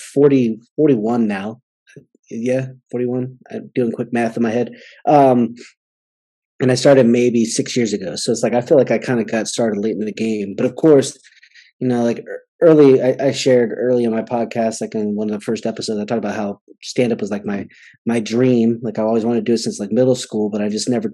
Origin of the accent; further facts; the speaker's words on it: Southern California, United States; I grew up in Southern California